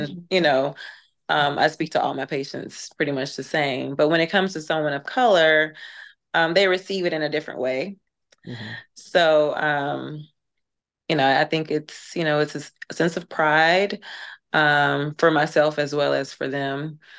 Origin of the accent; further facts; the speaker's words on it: Birmingham, Alabama, United States; moved away as an adult; also born or lived in Tennessee / New York / Georgia; growing up in the South, born and raised in Alabama